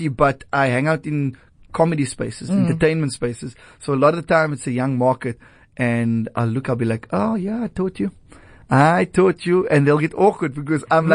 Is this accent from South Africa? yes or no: yes; Cape Town, Western Cape, South Africa; also born or lived in Wynberg, Cape Town; staying and growing up in Retreat